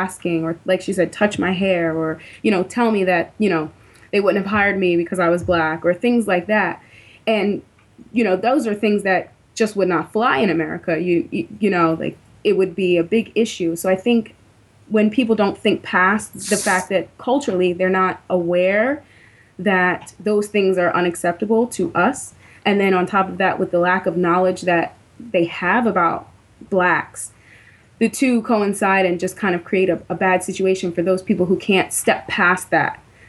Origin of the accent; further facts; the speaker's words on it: United States; moved away as an adult; now in Beijing, China; talk from an American's perspective